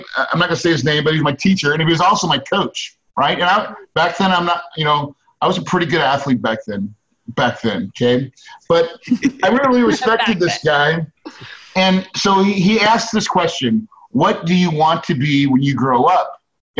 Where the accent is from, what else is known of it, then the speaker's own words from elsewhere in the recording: West Plains, Missouri, United States; I grew up in West Plains, Missouri. That's in the Ozarks.